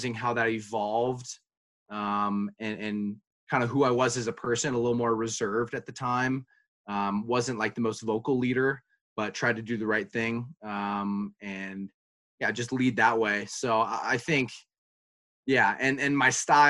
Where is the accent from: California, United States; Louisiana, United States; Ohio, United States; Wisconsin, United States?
California, United States; moved away; I'm from California